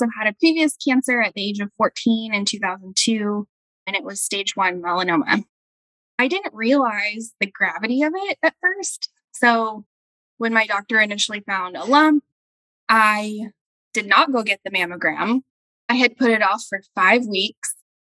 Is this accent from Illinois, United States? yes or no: no; Dallas, Texas, United States; now in Denton, United States; I am from Dallas, Texas